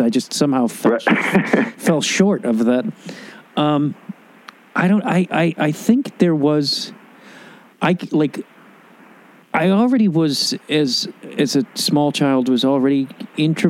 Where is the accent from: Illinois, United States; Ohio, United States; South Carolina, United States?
Illinois, United States; Chicago; moved away as an adult; also born or lived in New York; now in Los Angeles, United States; my hometown